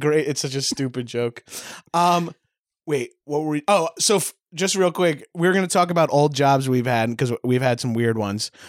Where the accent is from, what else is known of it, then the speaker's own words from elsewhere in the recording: Long Island, New York, United States; accent: Long Island; now in Los Angeles, United States; I'm Long Island trash